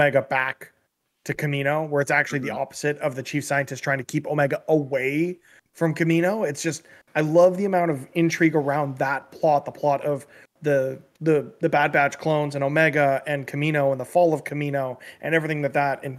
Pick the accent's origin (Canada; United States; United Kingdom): Canada; as a Canadian